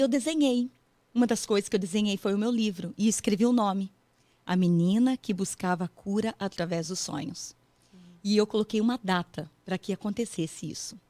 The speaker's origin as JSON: {"language": "Portuguese", "region": "Paraná", "country": "Brazil", "tie": "born or raised there", "also_born_or_lived": "São Paulo state, Brazil", "moved": "as an adult", "lives_now": "United States", "said": "eu sou meio paranaense e meio paulista. Hum. É, porque eu nasci no estado de São Paulo, pessoal, mas eu morei muito tempo no Paraná."}